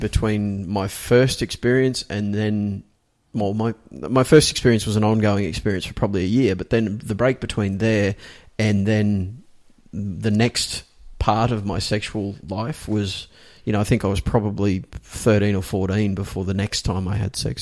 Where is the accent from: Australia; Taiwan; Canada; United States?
Australia; accent: Australian; I'm an Australian. It, this is my fucking Australian accent